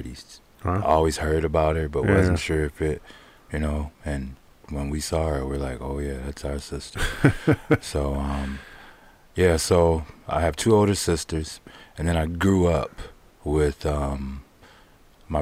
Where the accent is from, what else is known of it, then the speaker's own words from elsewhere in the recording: Pontiac, Michigan, United States; I grew up in Pontiac